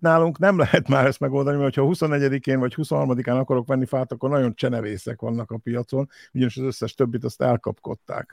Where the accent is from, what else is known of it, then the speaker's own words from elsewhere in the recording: Hungary; now in United States; mi itt ugye kis magyarok, első, első generációs magyarok vagyunk